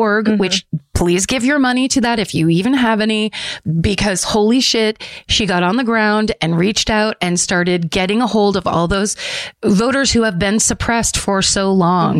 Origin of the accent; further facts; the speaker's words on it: Petaluma, California, United States; my Petaluma, California is my hometown newspaper